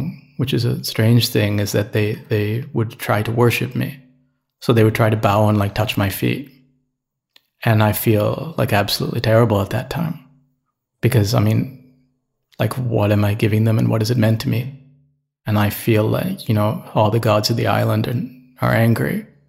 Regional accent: Canada; born there; but I was born in Canada, right? So I can get out.

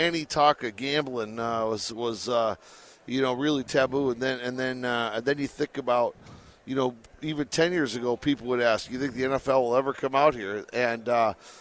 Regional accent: Detroit, Michigan, United States; moved away as an adult; now in Las Vegas, United States; I came out here 18 years ago, so I've been out here for a while. But I'm originally from Detroit

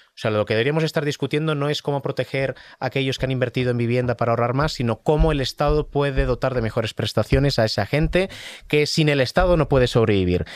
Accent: Catalonia, Spain; vivíamos todos en Cataluña, y soy catalán

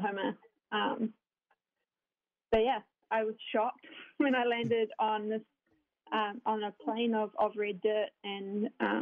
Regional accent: New Zealand; now in United States; I am originally from New Zealand. If anyone's been trying to guess where this accent is from, quite often I get England or Australia, but I'm from New Zealand. I grew up there.

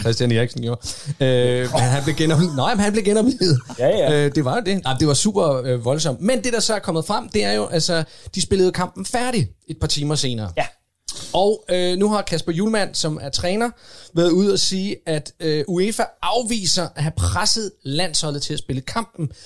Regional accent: Odense, Southern Denmark, Denmark; jeg voksede op i Odense

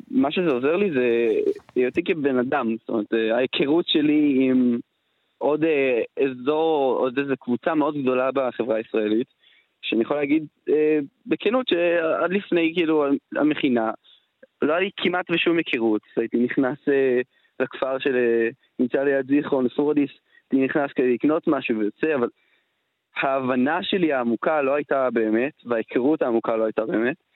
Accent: Zikhron Ya'akov, Haifa District, Israel; אני מזיכרון יעקב.

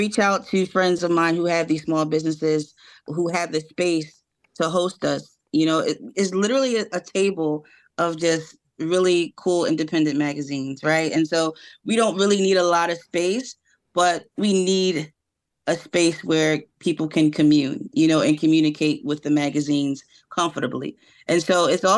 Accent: Philadelphia, Pennsylvania, United States; particularly North Philadelphia, my hometown

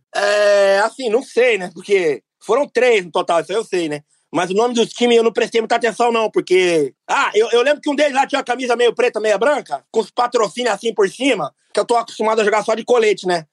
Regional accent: São Paulo, Brazil; eu sou de Itaquera, não sou Capixaba não

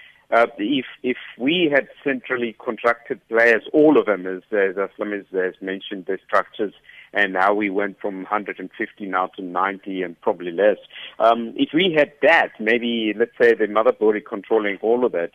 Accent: East London, Eastern Cape, South Africa; while I was still growing up in East London.

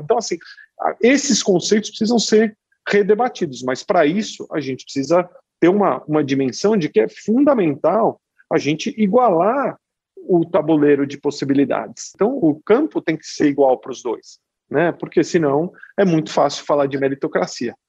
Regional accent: São Paulo, Brazil; nasci em São Paulo e, e vivi aqui a maior parte da minha vida.

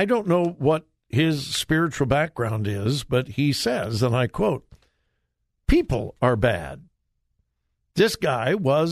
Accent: Los Angeles, California, United States; also born or lived in Missouri; now in Columbus, United States; I grew up in Southern California.

